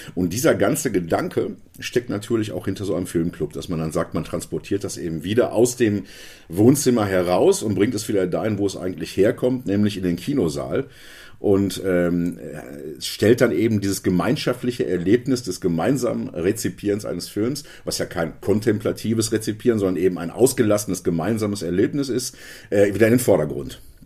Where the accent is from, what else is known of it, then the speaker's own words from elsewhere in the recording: Hagen, North Rhine-Westphalia, Germany; bei uns in Hagen, meiner Heimatstadt Hagen